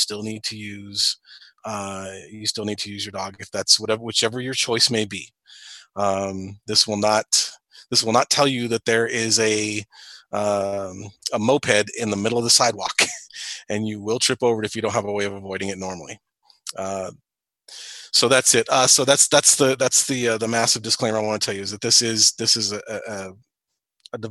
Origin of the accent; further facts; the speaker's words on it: Springfield, Illinois, United States; I'm from Springfield, Illinois